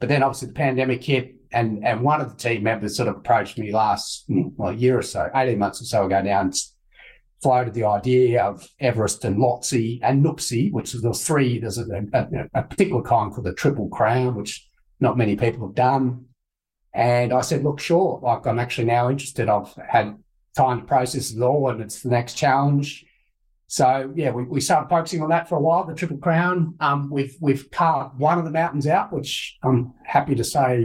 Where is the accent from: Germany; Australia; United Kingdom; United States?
Australia; Toowoomba, Queensland; I grew up in Toowoomba